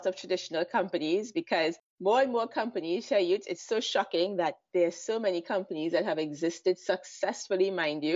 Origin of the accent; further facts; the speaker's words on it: Trinidad & Tobago; moved away as an adult; also born or lived in London; now in Israel; I'm originally from Trinidad and Tobago, which is in the Caribbean, but I moved to Israel 12 years ago